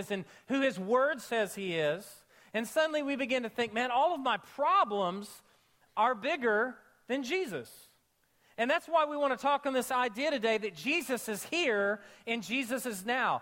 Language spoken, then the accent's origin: English; Oklahoma, United States; I grew up in Oklahoma